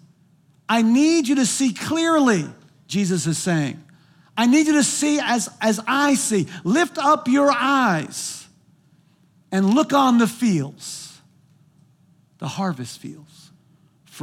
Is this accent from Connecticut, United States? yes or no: no; New Jersey, United States; moved away; I'm from New Jersey